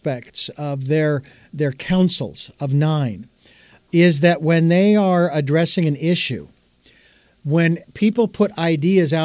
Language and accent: English; Phoenix, Arizona, United States; now in Santa Barbara, United States; I've lived in Phoenix. It's not what it used to be anymore, so it's not really my hometown